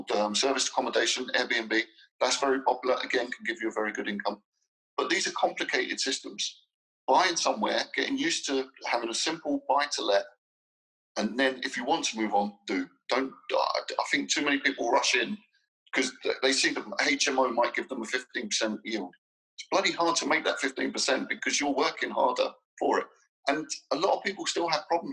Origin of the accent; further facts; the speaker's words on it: London, United Kingdom; moved away as an adult; now in Dubai, United Arab Emirates; I was born and brought up in London, but I've not lived there for 11 years